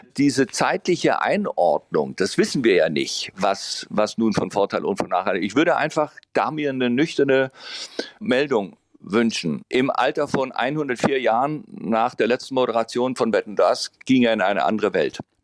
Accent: Baden-Württemberg, Germany; ich bin ja im Piet Kong gebiet aufgewachsen in Baden-Württemberg.

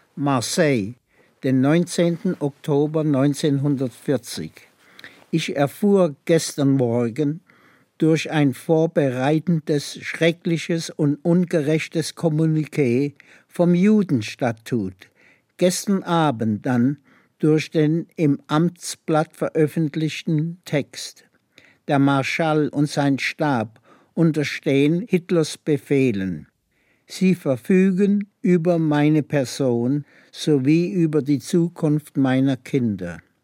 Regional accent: Kippenheim, Baden-Württemberg, Germany; moved away; also born or lived in Freiburg / Gurs, France / United States; Ich bin in Kippenheim geboren, im Schwarzwald in der Nähe von Laar. Und äh, bis zu zehn Jahre

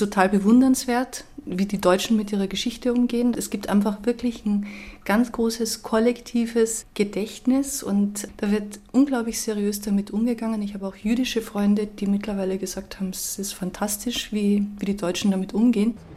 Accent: Austria; so sehe ich das als Österreicherin

